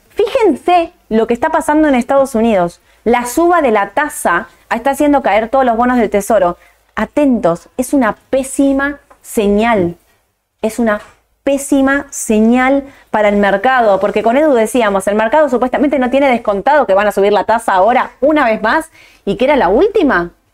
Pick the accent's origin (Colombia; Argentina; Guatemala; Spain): Argentina; mi opinión como argentina